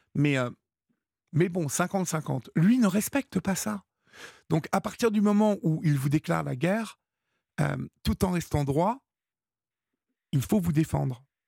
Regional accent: France; chez nous en France

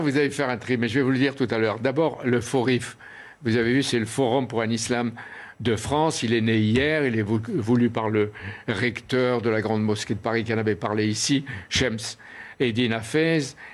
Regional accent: Oran, Oran Province, Algeria; moved away; j'étais le 10-12 juillet de la même année étudiant à, Oran, ma ville natale.

